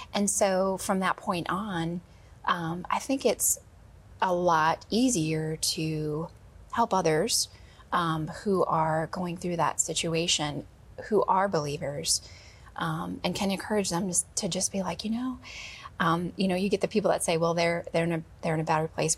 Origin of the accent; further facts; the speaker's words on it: Wisconsin, United States; I grew up in Wisconsin